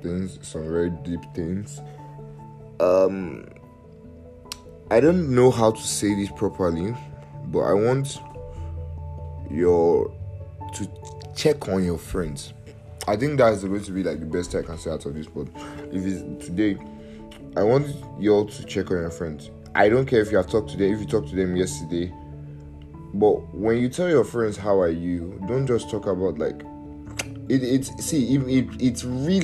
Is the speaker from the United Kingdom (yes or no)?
no; Nigeria; I'm Nigerian